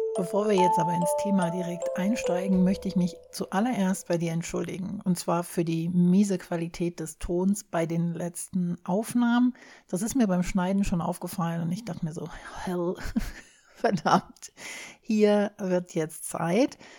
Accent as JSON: {"language": "German", "country": "Germany", "said": "Wir hier in Deutschland"}